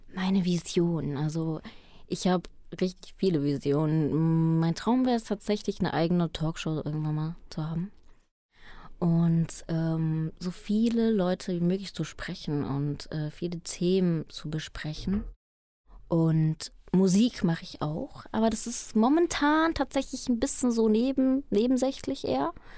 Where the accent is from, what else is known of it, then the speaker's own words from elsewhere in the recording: Germany; first language Spanish; German is a second language; also born or lived in Colombia; ich bin in Kolumbien geboren und mit vier Jahren dann ähm, von zwei wunderbaren deutschen Menschen adoptiert worden. Und seitdem lebe ich hier